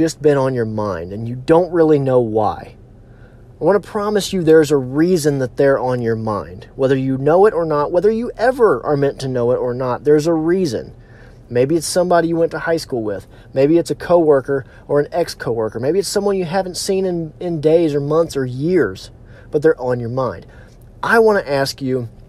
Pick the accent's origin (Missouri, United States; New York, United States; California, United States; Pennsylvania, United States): Missouri, United States; Missouri Ozarks, United States; I'm from the Missouri Ozarks, so we have a lot of hills